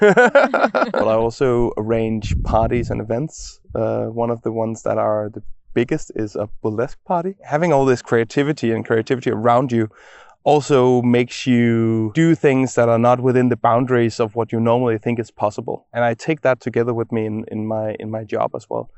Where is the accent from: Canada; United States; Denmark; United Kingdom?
Denmark; Copenhagen, Capital Region of Denmark; I'm born and raised in Copenhagen